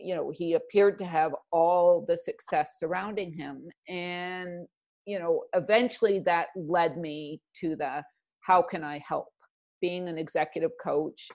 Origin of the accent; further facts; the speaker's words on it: Canada; being Canadian